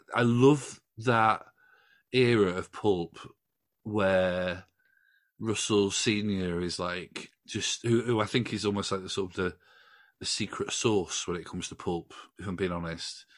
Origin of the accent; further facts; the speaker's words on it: Doncaster, Yorkshire and the Humber, United Kingdom; I grew up in Doncaster, you know, that's my hometown